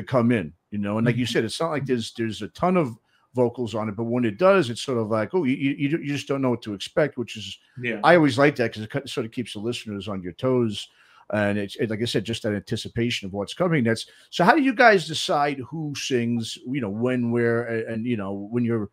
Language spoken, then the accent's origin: English; East Coast, United States; now in Bay Area, United States; growing up on the East Coast